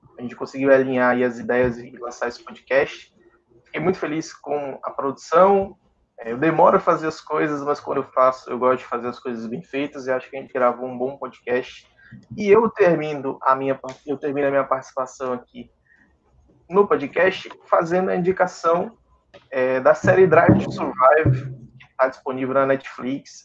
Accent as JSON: {"language": "Portuguese", "town": "Natal", "region": "Rio Grande do Norte", "country": "Brazil", "said": "tanto eu quanto o Paulo, nós somos nordestinos, né? Eu sou aqui do Rio Grande do Norte, de Natal"}